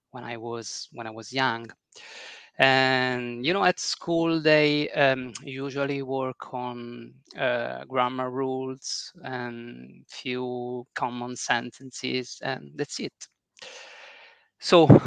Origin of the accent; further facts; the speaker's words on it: Italy; English is a second language; from Italy. I work as a software engineer in a company located in my hometown, and I'm 43 years old.